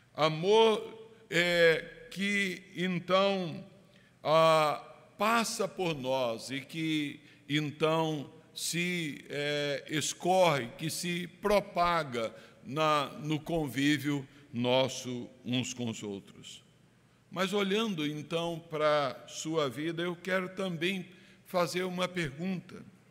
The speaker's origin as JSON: {"language": "Portuguese", "country": "Brazil", "said": "Nós que somos brasileiros, calorosos"}